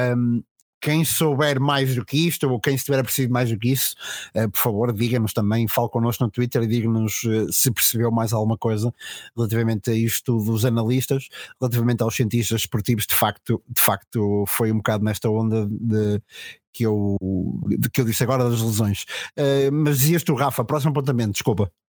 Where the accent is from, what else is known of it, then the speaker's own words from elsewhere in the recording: Macedo de Cavaleiros, Trás-os-Montes, Portugal; da terra de onde venho